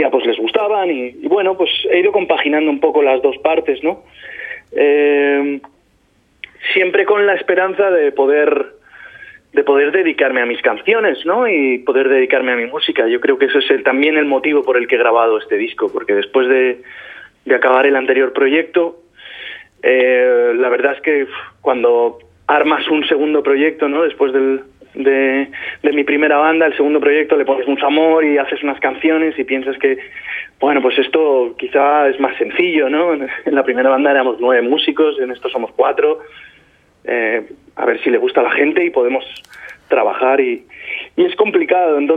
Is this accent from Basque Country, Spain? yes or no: no; Albacete, Castilla-La Mancha, Spain; soy de Albacete